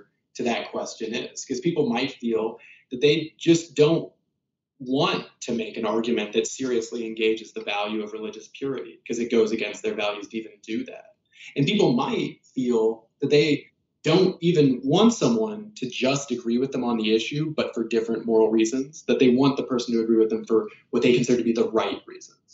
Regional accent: Kansas, United States; moved away; also born or lived in South Carolina; I grew up in Kansas and South Carolina

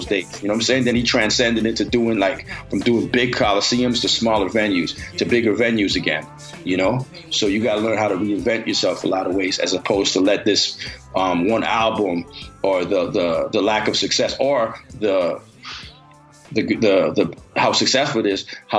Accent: Canada; I'm from Canada

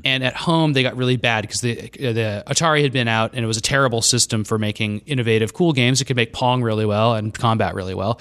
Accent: Scottsdale, Arizona, United States; moved away; I grew up in Scottsdale

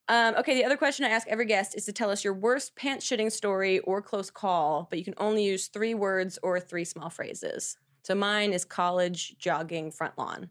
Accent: New Jersey, United States; now in New York, United States; South Jersey

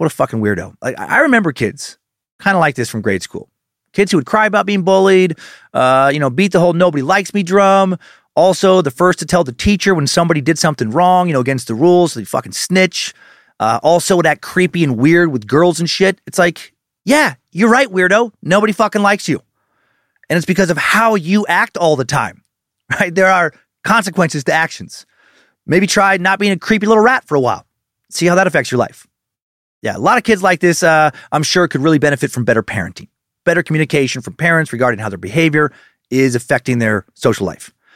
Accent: Riggins, Idaho, United States; moved away; also born or lived in Spokane Valley / Kootenai County, Idaho; where I grew up in Riggins, Idaho, in Idaho County

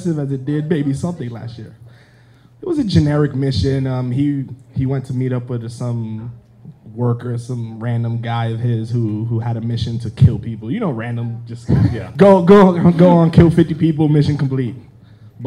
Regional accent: New York City, New York, United States; from the Bronx

